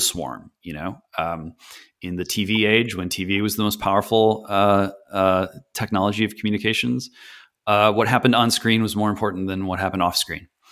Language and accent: English; just outside of Detroit, Michigan, United States; I was born just outside of Detroit, Michigan